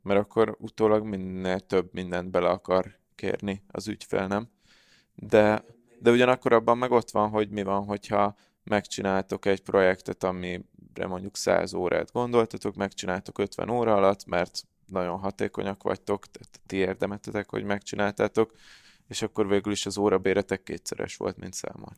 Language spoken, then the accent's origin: Hungarian; Hungary; magyarok vagyunk